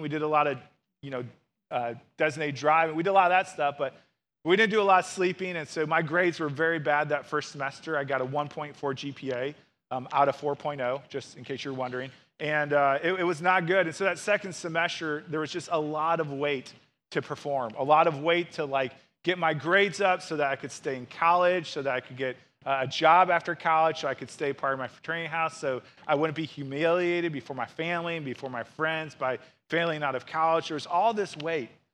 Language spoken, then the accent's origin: English; St. Louis, Missouri, United States; I grew up in Saint Louis and went to the University of Missouri